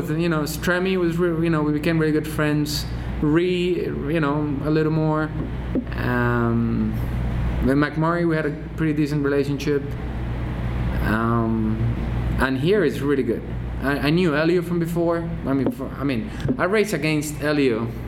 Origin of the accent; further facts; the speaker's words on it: England, United Kingdom; I grew up in England, so I knew so like when you could start racing in Europe, you get to Silverstone. That's like my home race